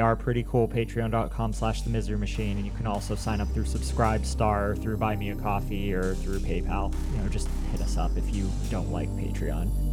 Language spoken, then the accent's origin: English; Maine, United States; we're only from Maine.